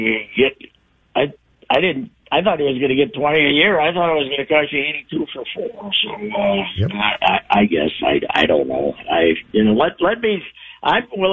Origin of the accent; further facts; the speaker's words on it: Minnesota, United States; to be a Minnesotan